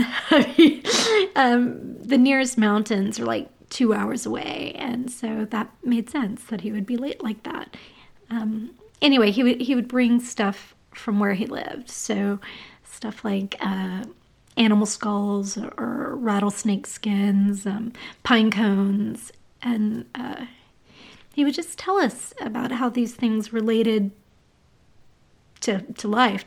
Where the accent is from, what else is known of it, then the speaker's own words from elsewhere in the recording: Los Angeles, California, United States; I grew up in the Silver Lake uh, area in the mid to late 80s. Well, I not really grew up, but I was here as a kid